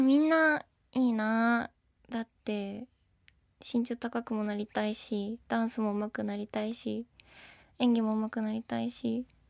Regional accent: Hokkaido, Japan; 北海道出身です

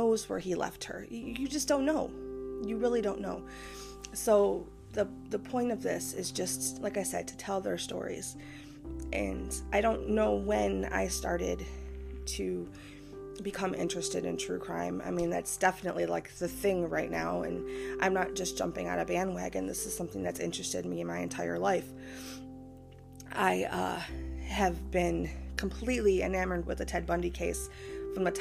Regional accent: Michigan, United States; my home state of Michigan

